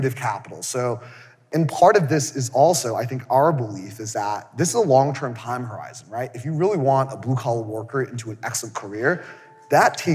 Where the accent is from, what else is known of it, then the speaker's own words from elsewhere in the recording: New York City, New York, United States; I'm from New York, from Queens, as a poor immigrant kid from Queens.